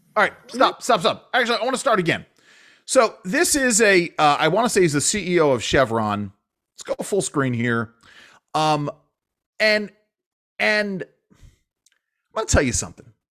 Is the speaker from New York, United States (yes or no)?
yes; New York, United States; moved away; growing up in New York